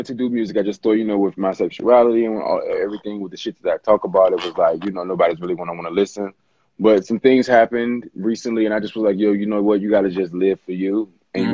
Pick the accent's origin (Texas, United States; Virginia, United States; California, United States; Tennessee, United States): Virginia, United States; Richmond; also born or lived in Washington, D.C. / Maryland / Los Angeles; now in Atlanta, United States; I'm from Richmond, Virginia. Oh, I like to say the DMV area, because I lived in D.C. and Maryland and Virginia